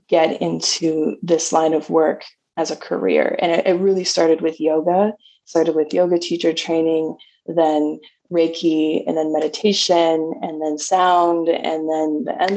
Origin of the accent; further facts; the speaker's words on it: Toronto, Ontario, Canada; moved away; I was from Canada. I grew up in Toronto, Ontario